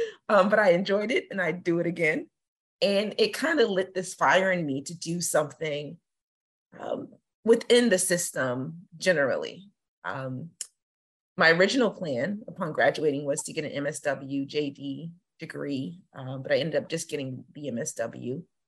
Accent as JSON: {"language": "English", "town": "Woodbridge", "region": "Virginia", "country": "United States", "tie": "born or raised there", "also_born_or_lived": "Belgium", "said": "So I claim Northern Virginia, Woodbridge, Virginia in particular, as home. but I was born in Belgium and I've moved all over the place. So in terms of where I'm from, I say Virginia, but with that military designation."}